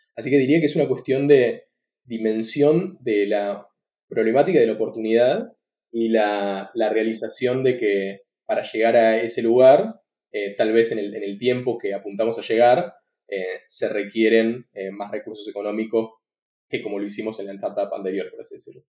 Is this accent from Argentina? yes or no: yes; Argentina; soy argentino, fui al Instituto de nuevo Buenos Aires